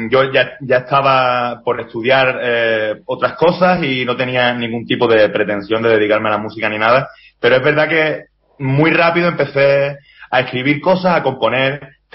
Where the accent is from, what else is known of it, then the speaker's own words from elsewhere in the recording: Andalusia, Spain; yo, yo soy andaluz y, eso allí predomina el flamenco, por supuesto, ¿no?